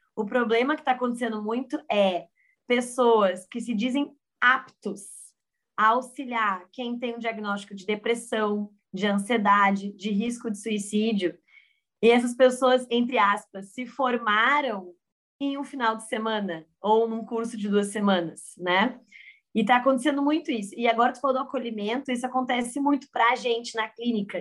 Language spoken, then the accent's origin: Portuguese; Rio Grande do Sul, Brazil; moved away as an adult; also born or lived in San Diego; estou do Rio Grande do Sul, me formei na PUC e fui morar fora. Me joguei no mundo aos 22 anos para San Diego